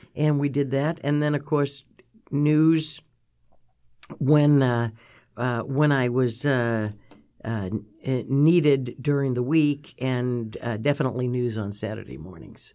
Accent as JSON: {"language": "English", "town": "Milton", "region": "Massachusetts", "country": "United States", "said": "I was from Milton"}